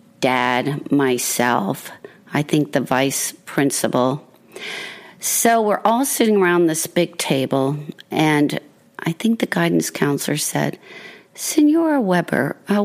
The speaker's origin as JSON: {"language": "English", "country": "Puerto Rico", "said": "you know, I'm from Puerto Rico."}